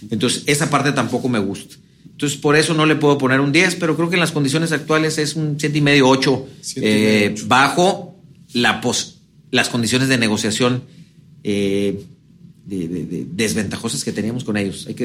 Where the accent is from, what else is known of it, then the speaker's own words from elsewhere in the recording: Sonora, Mexico; Yo soy sonorense. Sonora.